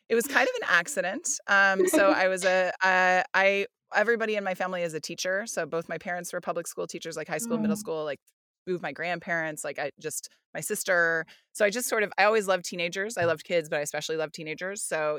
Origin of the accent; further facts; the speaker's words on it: New York, United States; But you're just like, whatever, he needs some help. I'm from New York. It's fine.